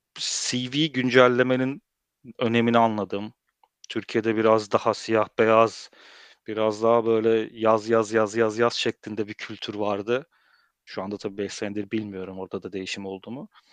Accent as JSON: {"language": "Turkish", "country": "Germany", "tie": "born or raised there", "also_born_or_lived": "Turkey", "moved": "yes", "lives_now": "Netherlands", "said": "Almanya'da doğup büyüdüm"}